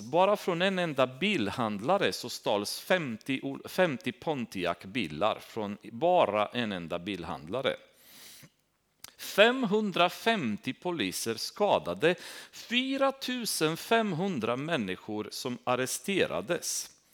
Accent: Romania; Swedish is a second language; now in Sweden; Där jag kommer ifrån är uppvuxen i Rumänien.

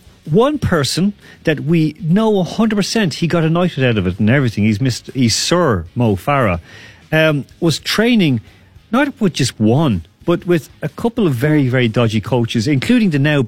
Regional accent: Ireland; Look, so we've had that even being, for example, being Irish people.

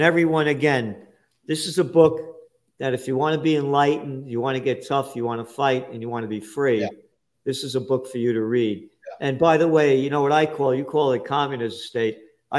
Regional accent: New York City, New York, United States; I'm a Napolitano. I'm a Napolitano born in the Bronx

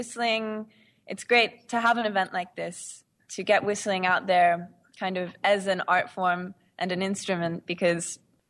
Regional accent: Mullumbimby, New South Wales, Australia; I am from Australia, a small town called Mullumbimby. It's in the north coast of New South Wales.

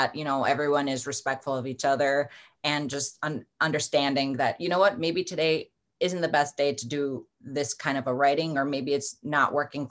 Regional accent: Milwaukee, Wisconsin, United States; I'm from Milwaukee, Wisconsin, and we are the land of beer and cheese and fried food

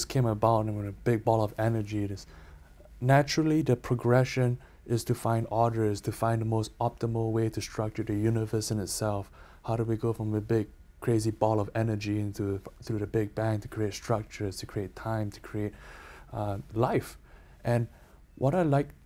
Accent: Canada; I'm Canadian

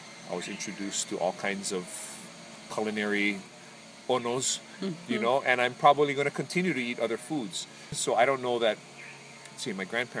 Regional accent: Hawaii, United States; as a Hawaiian

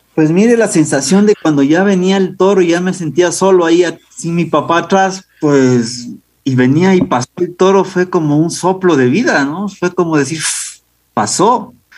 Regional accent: Riobamba, Chimborazo, Ecuador; nací en la ciudad de Riobamba. Eh, yo me crecí, crecí en un entorno eh, apegado al mundo del toro

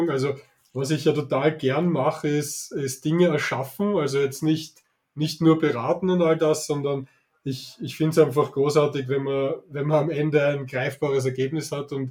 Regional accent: Vienna, Austria; accent: Viennese; Ich, ich hoffe, ihr verzeiht mir meinen, meinen leichten Wiener Akzent.

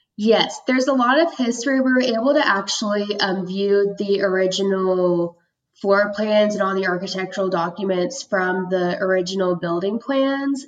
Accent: Tulsa, Oklahoma, United States; also born or lived in Georgia / Norman, Oklahoma; I was um, born in Georgia, but I was raised in Tulsa most of my life. And I grew up there

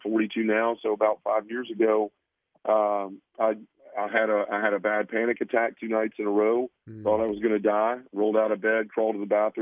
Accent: Memphis, Tennessee, United States; I was born and raised a Baptist in Memphis, Tennessee

